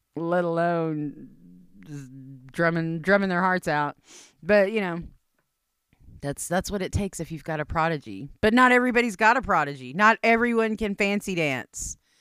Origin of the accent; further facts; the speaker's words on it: India; I'm Indian